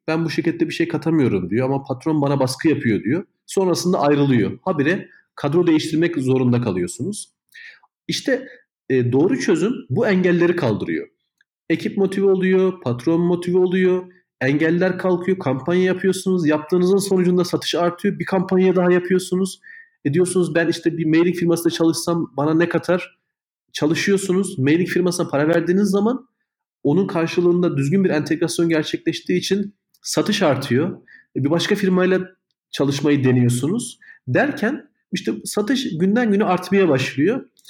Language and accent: Turkish; Kahramanmaraş, Turkey; now in Istanbul, Turkey; biz de aynı zamanda Kahramanmaraşlıyız. Memleketimiz Kahramanmaraş.